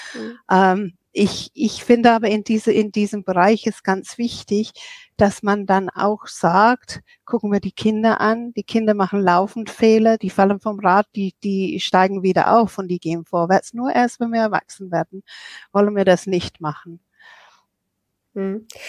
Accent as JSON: {"language": "German", "region": "England", "country": "United Kingdom", "moved": "yes", "lives_now": "Germany", "said": "ich bin Engländerin und ich bin seit 1985 in Deutschland"}